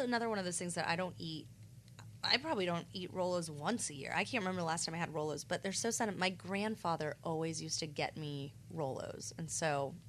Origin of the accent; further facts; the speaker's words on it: Goldsboro, North Carolina, United States; in my hometown of Goldsboro, shout out to Seymour Johnson Air Force Base.